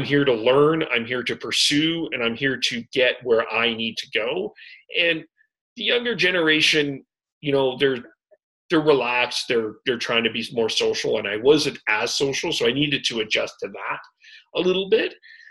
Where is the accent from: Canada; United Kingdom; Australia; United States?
Canada; Calgary, Alberta; moved away as an adult; also born or lived in Vancouver; now in Kamloops, Canada; I grew up in Calgary. I lived in Calgary all my life